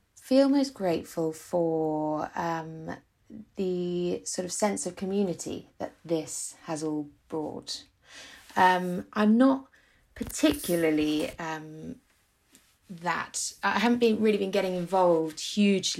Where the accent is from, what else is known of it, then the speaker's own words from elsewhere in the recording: London, United Kingdom; moved away as an adult; now in Frome, United Kingdom; my whole life I grew up in London